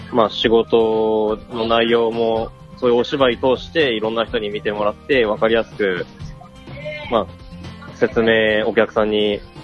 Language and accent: Japanese; Osaka, Japan; moved away as an adult; also born or lived in Kagawa; now in Toyama, Japan; 生まれは香川県なんですけど、うんうん、一番育った時期長かったのは大阪だったんですけど、自分は